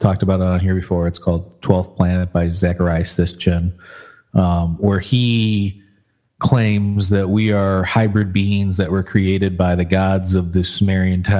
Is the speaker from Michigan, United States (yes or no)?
yes; Michigan, United States; we grew up in Michigan